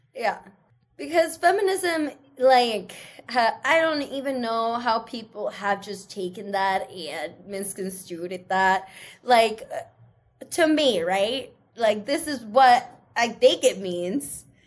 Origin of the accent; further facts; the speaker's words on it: Seattle, Washington, United States; English is a second language; i grew up in seattle surrounded by white people so i talk like them